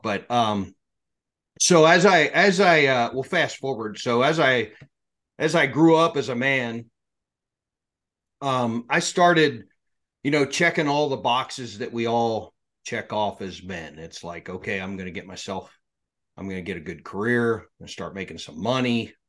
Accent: Pennsylvania, United States; So I grew up in South Central Pennsylvania. I grew up on a little farm.

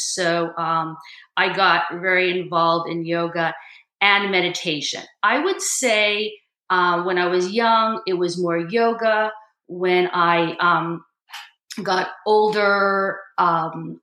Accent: Brookline, Massachusetts, United States; I grew up in Brookline, Massachusetts.

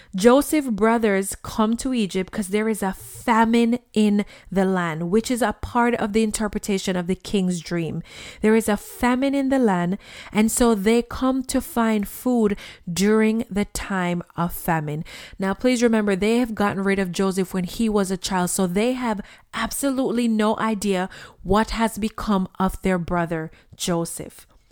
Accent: Jamaica; when I was a child growing up in Jamaica

